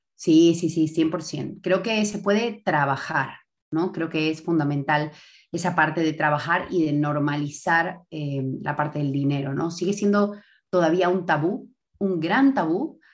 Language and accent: Spanish; Bolivia; moved away as an adult; now in Spain; Soy boliviana, de raíces libanesas y croatas